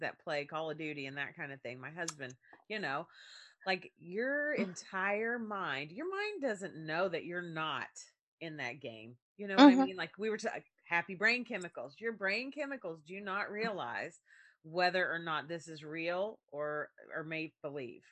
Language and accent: English; rural Kentucky, United States; there in my elementary, my sixth grade class, there were two pregnant girls. Okay. Rural Kentucky